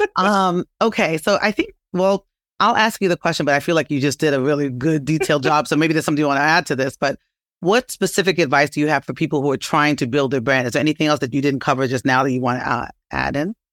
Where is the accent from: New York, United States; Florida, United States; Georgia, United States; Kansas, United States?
New York, United States; New York City; I'm from Brooklyn